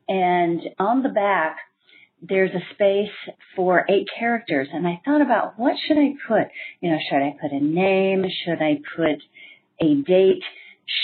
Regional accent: Juneau, Alaska, United States; now in Athens, Greece; this is my Nerd Confession. I'm originally from Juneau, Alaska, currently living in Athens, Greece.

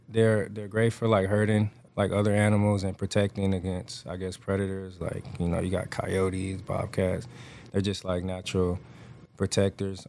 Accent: Atlanta, Georgia, United States; moved away as an adult; now in Houston, United States; I grew up raised in Atlanta, Georgia

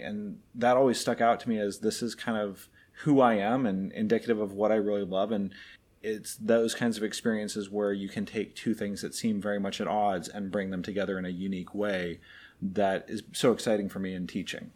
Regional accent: Anchorage, Alaska, United States; now in Florida, United States; I grew up in Anchorage, Alaska. So very much the opposite of where we live now in Florida

